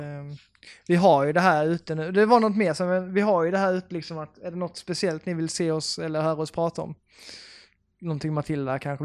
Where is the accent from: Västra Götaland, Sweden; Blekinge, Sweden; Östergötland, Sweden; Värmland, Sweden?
Blekinge, Sweden; Karlshamn; now in Lund, Sweden; jag kommer från Karlshamn i Blekinge